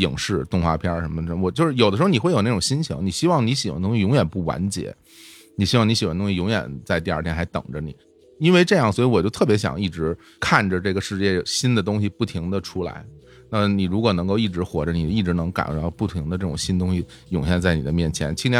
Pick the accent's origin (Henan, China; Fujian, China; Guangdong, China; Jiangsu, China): Guangdong, China; 那我想去吃那个咱们潮汕那边那个晒那个虾干儿